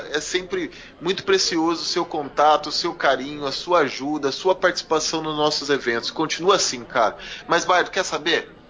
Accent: Londrina, Paraná, Brazil; Galera, nós somos de Londrina, hein? Muita gente encontra a gente e não sabe que a gente é aqui de Londrina.

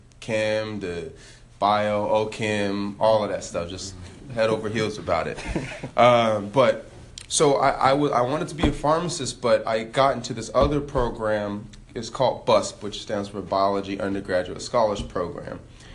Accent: Elk Grove, California, United States; So I'm actually from Elk Grove. Real close to South Sac. I went to Franklin High School out there, born and raised Sac Town

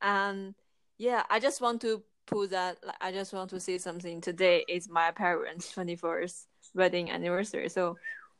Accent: China; I'm from China.

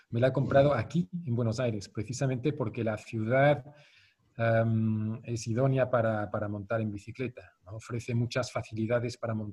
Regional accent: Zurich, Switzerland; Spanish is a second language; Yo me crié en Zurichberg, que está a 200 metros más alto que el centro de la ciudad de Zurich

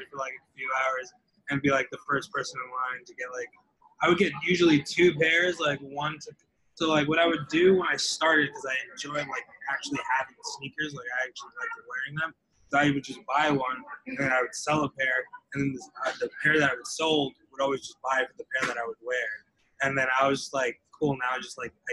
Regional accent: Westwood, New Jersey, United States; I am from Westwood, New Jersey.

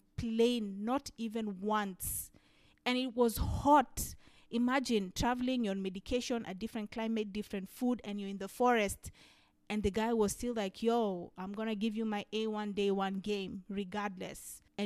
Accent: Kenya; a Kenyan sister

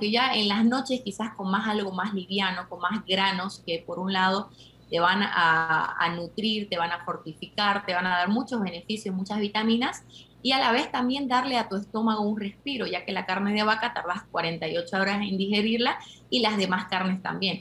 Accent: Argentina; now in Bolivia; yo soy argentina, pero vivo en Bolivia hace más de 20 años

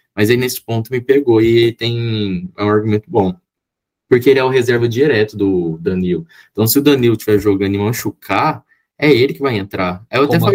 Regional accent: Brazil; como bom brasileiro

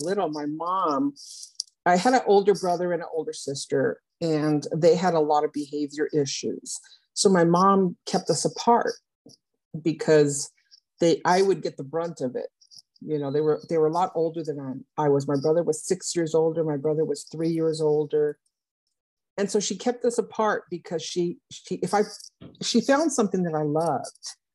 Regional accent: Los Angeles County, California, United States; moved away as an adult; also born or lived in Arkansas; now in South Florida, United States; I grew up in Los Angeles County, California.

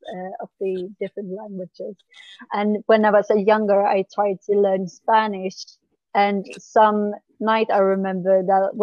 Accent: Sweden; English is a second language

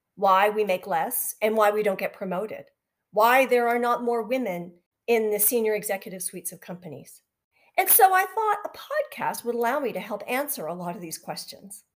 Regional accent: just outside of Vancouver, British Columbia, Canada; I was born and raised just outside of Vancouver.

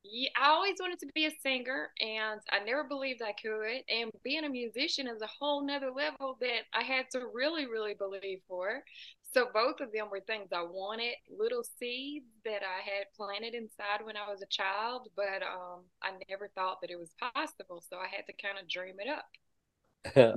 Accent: Tennessee, United States; about two hours south of Nashville

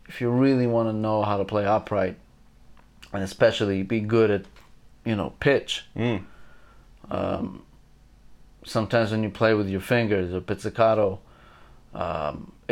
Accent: Israel; moved away; also born or lived in Azerbaijan; I grew up in Israel

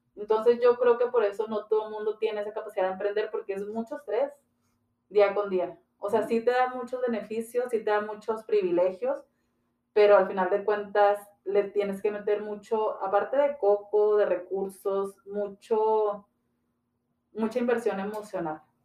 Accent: Ciudad Juárez, Chihuahua, Mexico; Soy originaria de aquí de Ciudad Juárez, Chihuahua

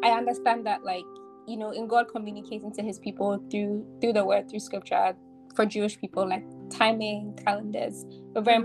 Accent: Ghana; I'm growing up in Ghana.

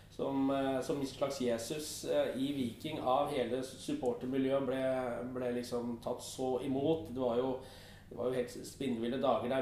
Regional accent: Eastern Norway, Norway; som østlending

